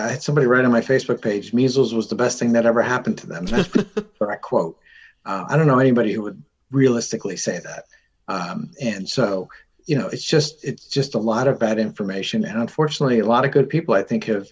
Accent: Norwalk, Connecticut, United States; I'm from Norwalk.

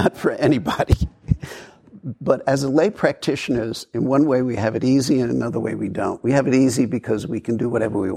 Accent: New York City, New York, United States; I grew up in New York

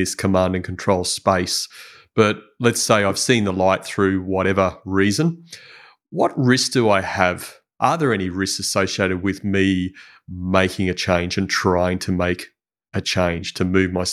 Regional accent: Brisbane, Queensland, Australia; I grew up in Brisbane.

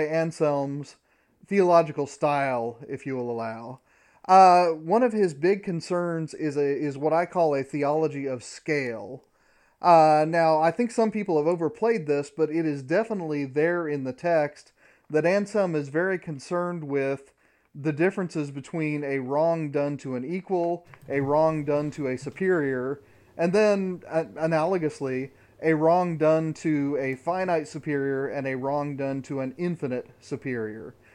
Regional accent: Midwest, United States; I grew up in the Midwest in the nineteen eighties

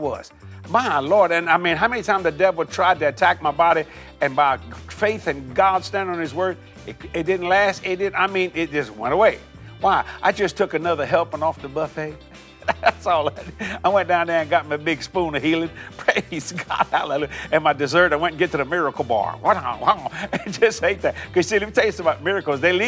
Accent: Cajun, Louisiana, United States; I'm a Cajun boy

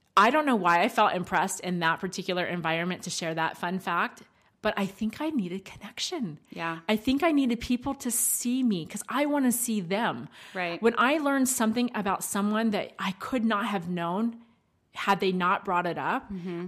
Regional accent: United States; accents for us because we are American

